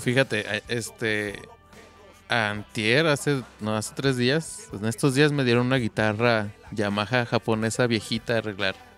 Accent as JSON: {"language": "Spanish", "town": "Zamora", "region": "Michoacán", "country": "Mexico", "moved": "yes", "lives_now": "Guadalajara, Mexico", "said": "yo soy de ahí de Zamora, entonces regresé"}